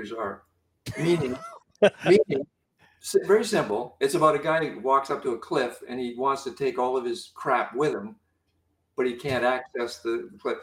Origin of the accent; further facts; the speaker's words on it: Canada; I'm Canadian